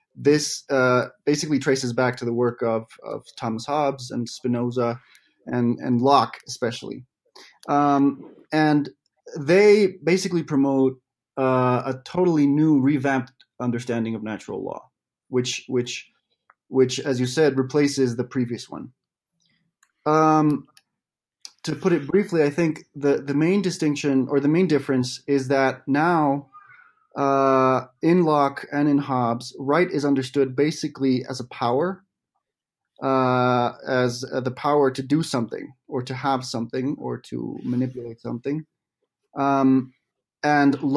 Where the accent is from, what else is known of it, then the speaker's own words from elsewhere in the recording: Quito, Pichincha, Ecuador; also born or lived in Spain / United States; now in Mexico City, Mexico; I'm from Quito, Ecuador. And I don't live there anymore, but I live in Mexico City